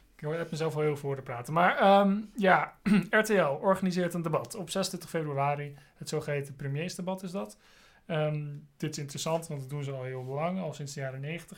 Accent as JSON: {"language": "Dutch", "town": "Amsterdam", "region": "North Holland", "country": "Netherlands", "tie": "born or raised there", "also_born_or_lived": "Scotland", "said": "ik ben zelf geboren in Amsterdam"}